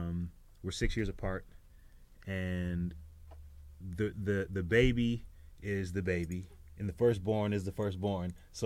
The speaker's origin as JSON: {"language": "English", "region": "Minnesota", "country": "United States", "tie": "born or raised there", "said": "Well, cold, and I was short, man."}